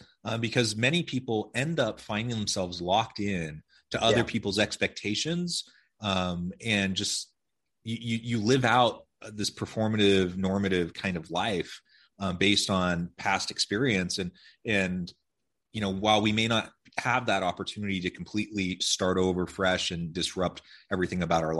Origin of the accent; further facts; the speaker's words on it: Ohio, United States; also born or lived in Oregon / Missouri; I grew up mostly in Ohio, Oregon, and Missouri. So West Coast, Midwest, ended out in Utah for my education, and then I ended up here.